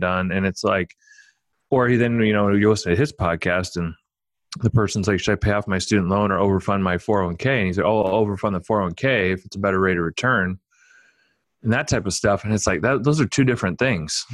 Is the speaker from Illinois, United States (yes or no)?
no; Omaha, Nebraska, United States; I grew up in Omaha